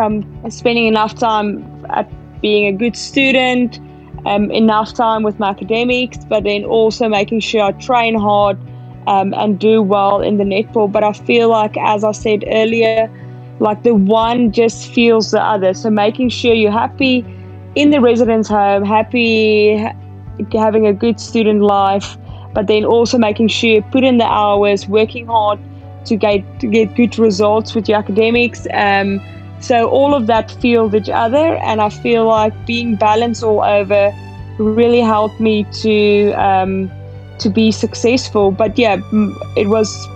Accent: South Africa; I'm a South African and I'm representing South Africa.

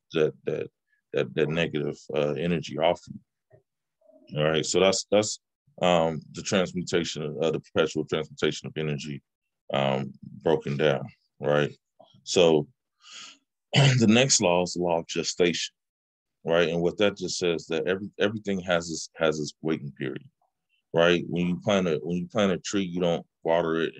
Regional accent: Bay Area, California, United States; also born or lived in Richmond, California / Oakland, California; I'm from the Bay Area, and I bounced between it's a small city called Richmond and a city that's east of San Francisco called Oakland

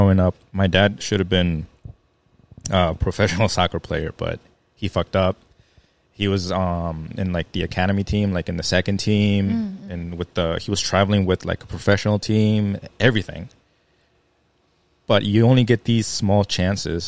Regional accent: Maryland Heights, Missouri, United States; growing up here in St. Louis, I grew up in Maryland Heights

